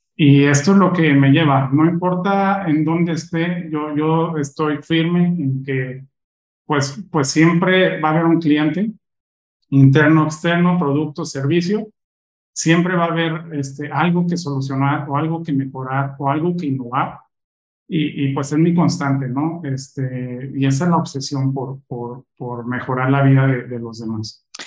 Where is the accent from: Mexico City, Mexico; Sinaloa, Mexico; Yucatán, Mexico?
Mexico City, Mexico; moved away as an adult; now in Monterrey, Mexico; Yo soy chilango. Ok. Este, actualmente estoy en Monterrey